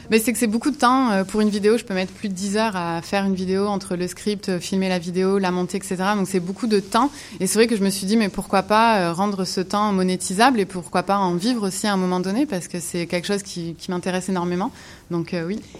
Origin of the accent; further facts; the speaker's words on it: Montreal, Quebec, Canada; born there; moi j'ai la double nationalité parce que je suis née euh, à Montréal et j'ai fait un retour euh, à Montréal il y a 8 ans déjà.